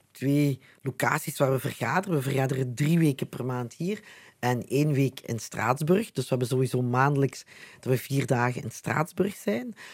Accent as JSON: {"language": "Dutch", "town": "Wellen", "region": "Flanders", "country": "Belgium", "tie": "born or raised there", "accent": "Limburgish", "said": "Mijn Limburgs accent hoor je"}